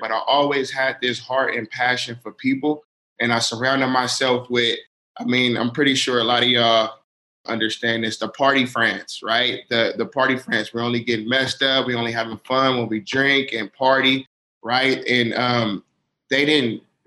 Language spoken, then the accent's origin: English; Oakland, California, United States; moved away as an adult; now in Utah, United States; I'm from Oakland, California